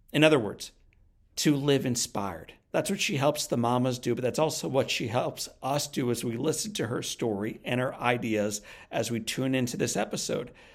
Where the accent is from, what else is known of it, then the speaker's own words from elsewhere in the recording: Ohio, United States; I grew up in Ohio